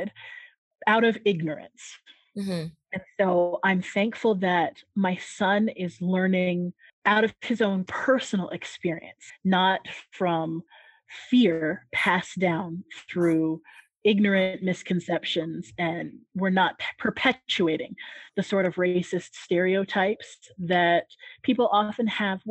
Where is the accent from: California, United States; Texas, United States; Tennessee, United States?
California, United States; San Diego; moved away as an adult; also born or lived in Japan / Greece / Albania; now in Mexico; growing up in San Diego, California, I was literally just a stone's throw from the Mexican border.